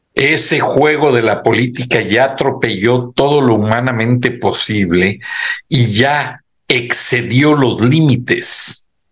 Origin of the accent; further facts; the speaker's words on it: Mexico; moved away; uno tiene su raíz mexicana y uno dice, pues soy mexicano, total, con nacionalidad americana